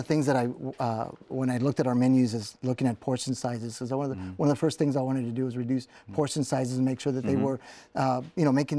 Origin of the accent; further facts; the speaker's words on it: South Texas, United States; I grew up in South Texas, and my parents were migrants, so mm-hmm. we migrated up north to work in the fields.